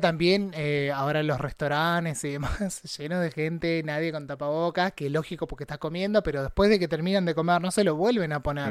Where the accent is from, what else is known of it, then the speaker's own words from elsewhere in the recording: Necochea, Buenos Aires Province, Argentina; now in La Plata, Argentina; yo que soy de Necochea, que es en la costa de la provincia de Buenos Aires